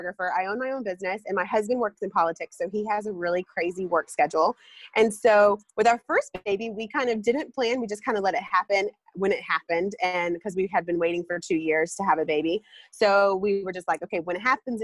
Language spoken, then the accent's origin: English; North Carolina, United States; I'm from North Carolina